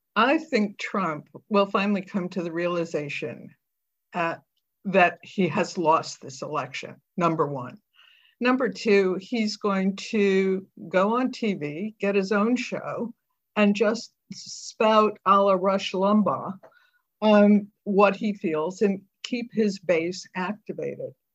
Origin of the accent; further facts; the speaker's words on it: United States; now in United Kingdom; you're an American